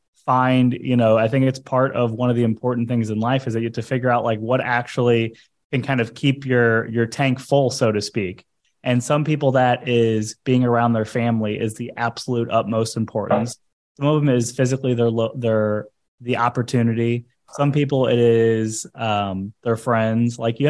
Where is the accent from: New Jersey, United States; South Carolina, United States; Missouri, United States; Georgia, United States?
Missouri, United States; St. Louis; now in South Florida, United States; So I came from St. Louis, Missouri, and I moved to South Florida.